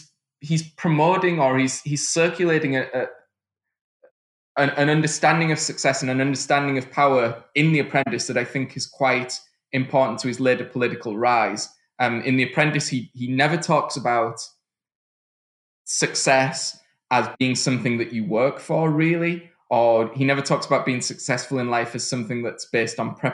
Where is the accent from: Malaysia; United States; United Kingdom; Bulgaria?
United Kingdom; moved away; I mean, I'm from the United Kingdom, but I'd left in 2000, and I just didn't recognize what had happened.